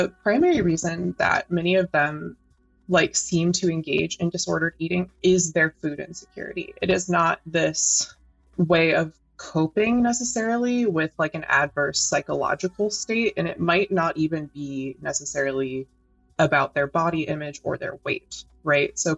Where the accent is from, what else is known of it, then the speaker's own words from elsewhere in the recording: United States; I'm American and live in the US